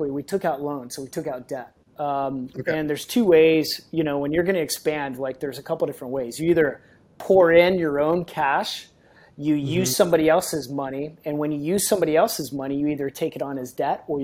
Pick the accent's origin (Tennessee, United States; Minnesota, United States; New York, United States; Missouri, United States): Missouri, United States; Kansas City; moved away as an adult; now in San Diego, United States; I moved from Kansas City, that's where I grew, spent a lot of time there, probably 24 years of my life in Kansas City